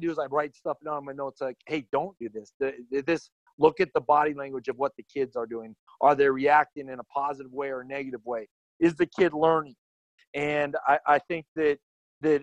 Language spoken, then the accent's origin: English; South Dakota, United States; moved away as an adult; now in Chadron, United States; I grew up in Red Isle, South Dakota, on a ranch